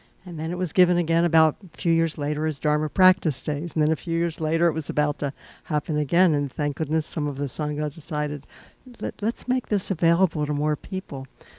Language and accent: English; San Francisco, California, United States; I'm from San Francisco.